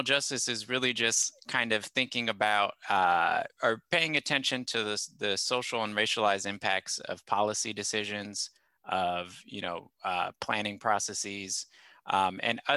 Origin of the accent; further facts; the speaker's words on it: Corona, California, United States; moved away as an adult; also born or lived in Los Angeles, California / Midwest; I grew up in Southern California, specifically in Temescal Valley, which is an unincorporated part of Riverside County